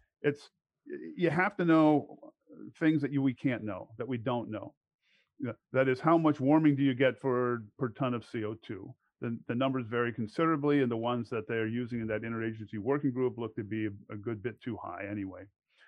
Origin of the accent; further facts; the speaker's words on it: Alexandria, Virginia, United States; I grew up in Alexandria, Virginia.